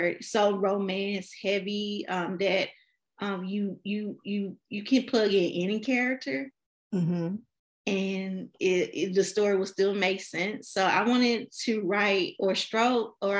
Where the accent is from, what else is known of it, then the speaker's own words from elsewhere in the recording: Memphis, Tennessee, United States; I am from Memphis, Tennessee